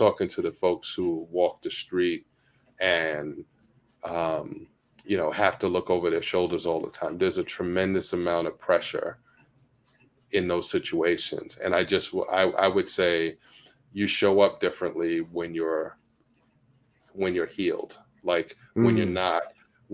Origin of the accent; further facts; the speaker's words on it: New York City, New York, United States; I grew up in Bed-Stuy